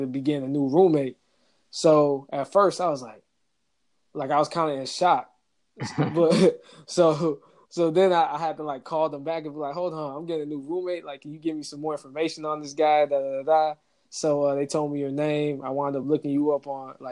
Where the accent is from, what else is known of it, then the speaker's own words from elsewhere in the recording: Georgia, United States; growing up in Georgia